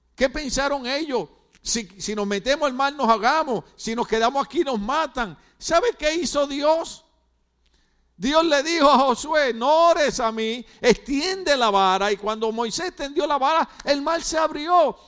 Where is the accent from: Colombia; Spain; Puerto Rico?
Puerto Rico; Ponce; moved away; Yo soy de la playa de Ponce, Puerto Rico